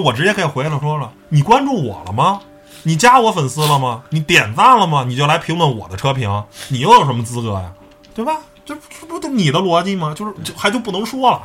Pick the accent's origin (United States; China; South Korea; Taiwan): China; 我是中国人，我们就信这套东西